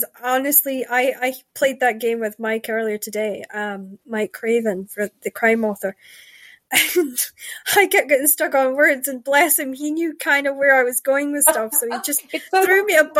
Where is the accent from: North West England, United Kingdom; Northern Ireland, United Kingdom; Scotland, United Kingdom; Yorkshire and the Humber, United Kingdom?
Scotland, United Kingdom; And growing up in Shetland, you have, depending what part of the island you were at, depended on the colour that you would see.